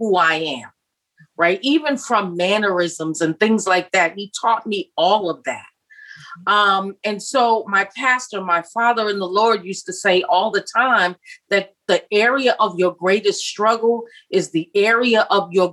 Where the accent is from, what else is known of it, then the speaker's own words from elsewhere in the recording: United States; moved away as an adult; I'm an American in a foreign country